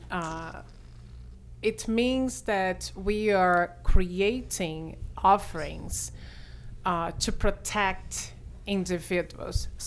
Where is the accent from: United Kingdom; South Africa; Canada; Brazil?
Brazil; accent: Brazilian; English is a second language; now in New York, United States; I'm a Brazilian actuary.